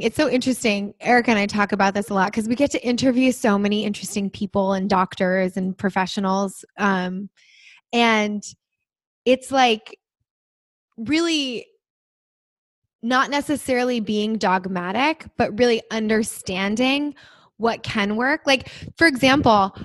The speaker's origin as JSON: {"language": "English", "region": "New Jersey", "country": "United States", "moved": "yes", "said": "I'm from New Jersey originally, so we all say sugar"}